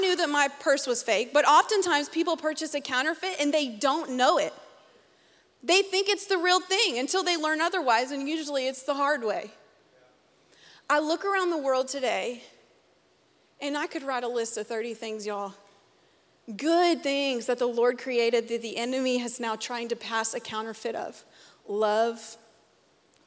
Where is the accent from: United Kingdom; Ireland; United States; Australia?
United States; Conway; I'm from Conway